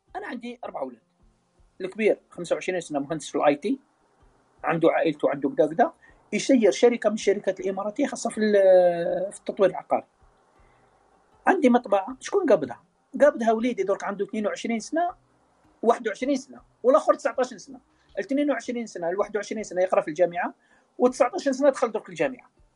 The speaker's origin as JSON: {"language": "Arabic", "country": "Algeria", "said": "احنا كلنا جزائريين"}